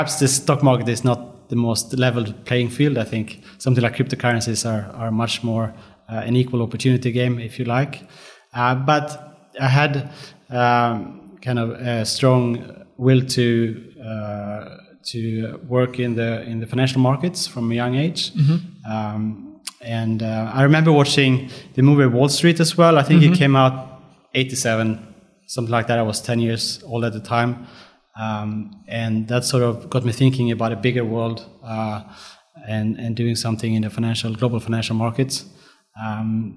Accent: Sweden; now in Melbourne, Australia; I was born in Sweden. Mm-hmm. I grew up on the countryside in Sweden, a small town

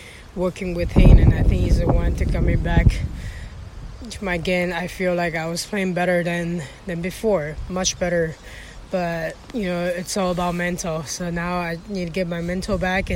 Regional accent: Taiwan; I'm from Taiwan

